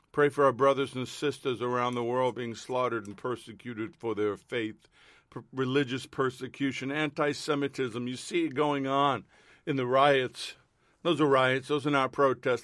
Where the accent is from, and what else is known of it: United States